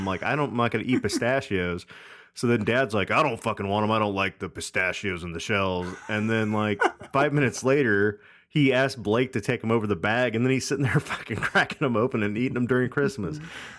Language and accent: English; Texas, United States; I'm from Texas.